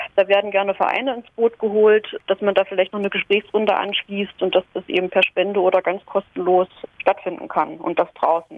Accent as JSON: {"language": "German", "town": "Halle", "region": "Saxony-Anhalt", "country": "Germany", "moved": "yes", "said": "ich komme ursprünglich aus Halle"}